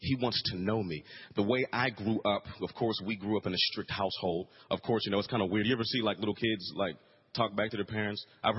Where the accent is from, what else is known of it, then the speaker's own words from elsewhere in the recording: Pittsburgh, Pennsylvania, United States; also born or lived in Frankfurt, Germany / Greece; But I was born in Frankfurt, Germany. Then we lived in Greece. Of course, I'm an Army brat. And then we moved to Pittsburgh, Pennsylvania.